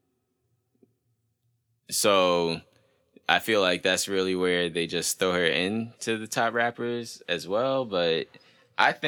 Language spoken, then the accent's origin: English; New York, United States; We're from New York